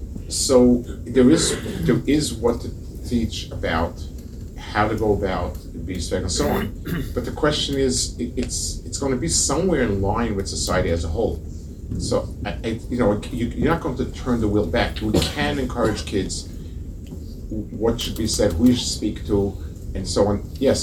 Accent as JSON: {"language": "English", "region": "England", "country": "United Kingdom", "said": "You know, as English people, you can be quite cynical."}